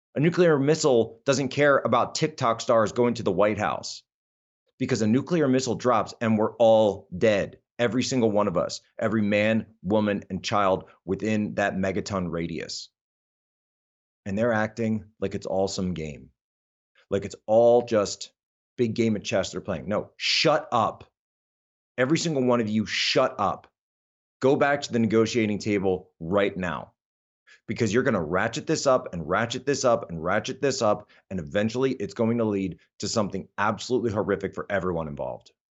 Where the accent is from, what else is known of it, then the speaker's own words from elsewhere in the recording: Philadelphia, Pennsylvania, United States; I come from Philadelphia.